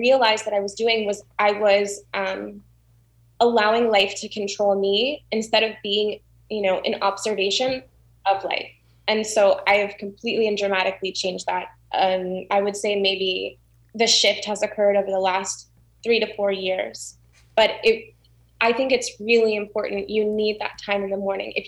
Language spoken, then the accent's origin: English; South Florida, United States; also born or lived in Orlando; I was born in Orlando. I grew up in South Florida